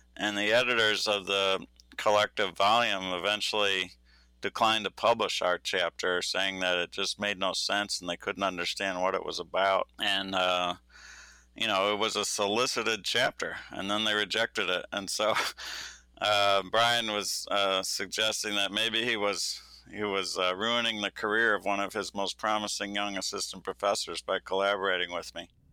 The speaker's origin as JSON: {"language": "English", "region": "Michigan", "country": "United States", "tie": "born or raised there", "said": "I'm from Michigan."}